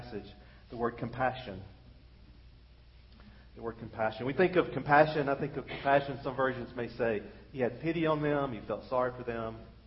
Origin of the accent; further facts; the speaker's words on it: United States; being an American